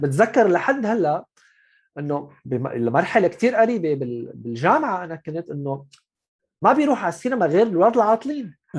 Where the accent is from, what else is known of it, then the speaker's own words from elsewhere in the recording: Syria; moved away as an adult; also born or lived in Gulf; انا من سوريا رحت على الخليج